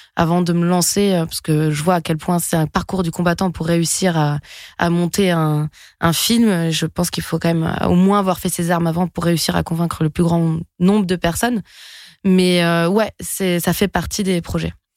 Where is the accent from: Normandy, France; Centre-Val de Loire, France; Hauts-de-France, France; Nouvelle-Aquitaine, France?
Nouvelle-Aquitaine, France; French Basque Country; moved away; de là où je viens, du Pays Basque